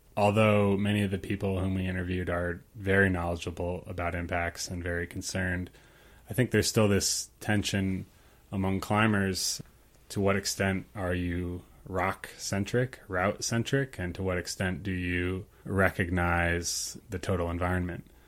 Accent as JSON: {"language": "English", "country": "Ukraine", "tie": "born or raised there", "moved": "yes", "said": "I grew up in Ukraine for most of my life"}